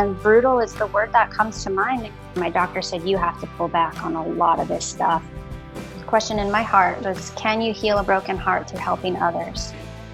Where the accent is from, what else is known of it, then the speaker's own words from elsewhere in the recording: Alaska, United States; also born or lived in Florida; now in Oregon, United States; I grew up in Alaska.